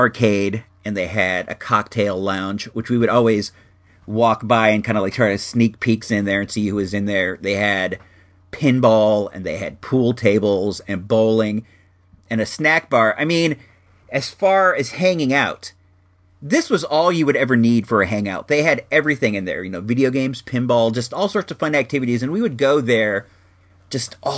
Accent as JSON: {"language": "English", "town": "Chicago", "region": "Illinois", "country": "United States", "moved": "yes", "said": "originally we hail from Chicago and the Chicago area"}